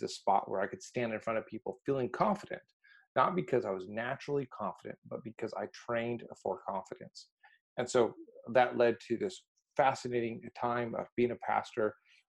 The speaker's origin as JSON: {"language": "English", "country": "Mexico", "tie": "born or raised there", "said": "So really going back to this, I grew up in Mexico and was really the proverbial fish out of water, did not fit in anywhere."}